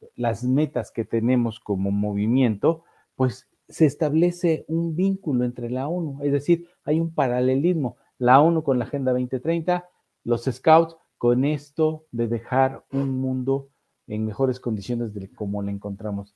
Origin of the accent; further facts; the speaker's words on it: Orizaba, Veracruz, Mexico; fui joven en, una tropa scout en Orizaba, Veracruz, allá por los años de 1974-75